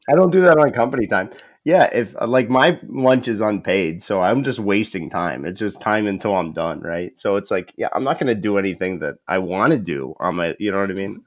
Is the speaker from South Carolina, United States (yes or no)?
no; Perry, Ohio, United States; I'm from Northeast Ohio